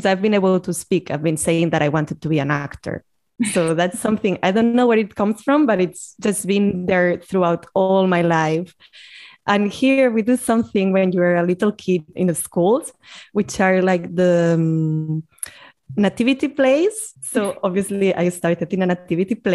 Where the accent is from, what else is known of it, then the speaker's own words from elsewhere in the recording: Barcelona, Catalonia, Spain; also born or lived in London; So we are calling from Barcelona. And well, we both grew up here, but I lived in London for about 5 years.